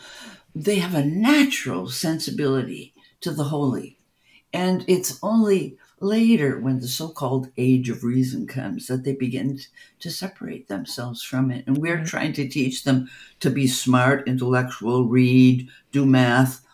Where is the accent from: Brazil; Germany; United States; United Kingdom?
Germany; moved away; We came from Germany